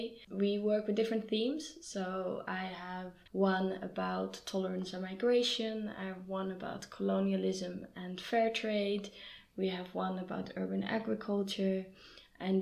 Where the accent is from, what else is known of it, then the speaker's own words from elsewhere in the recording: Amsterdam, North Holland, Netherlands; I'm from Amsterdam, I love bicycles